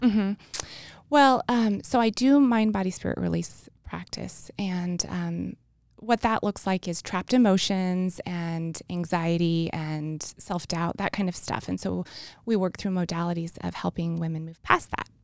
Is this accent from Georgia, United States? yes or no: no; New Mexico, United States; I'm from New Mexico, and I was going to the University of New Mexico